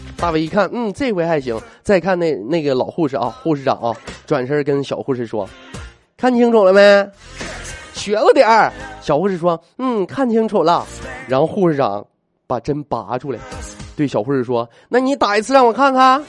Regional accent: Northeast China, China; 我作为一个东北人来讲

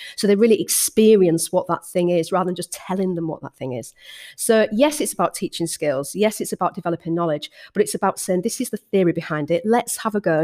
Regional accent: Hull, Yorkshire and the Humber, United Kingdom; moved back to Hull, my hometown

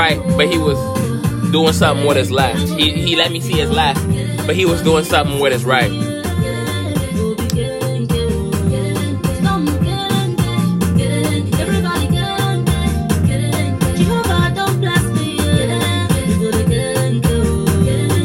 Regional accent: United States; We're American.

